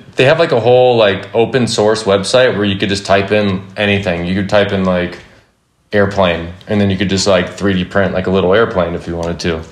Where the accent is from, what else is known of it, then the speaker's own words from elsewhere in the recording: Simi Valley, California, United States; I grew up in Simi Valley, California. I still live here. I've never moved